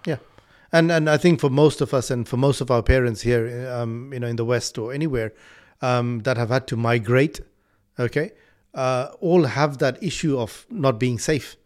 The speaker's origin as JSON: {"language": "English", "country": "Malawi", "tie": "born or raised there", "moved": "yes", "lives_now": "United Kingdom", "said": "I was born in Malawi, but I'm here, and I, I completely take this as my country. I live here."}